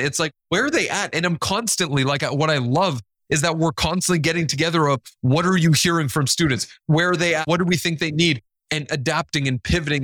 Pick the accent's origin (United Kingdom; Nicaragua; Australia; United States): Nicaragua; first language Spanish; English is a second language; I love every part of being Hispanic and being from Nicaragua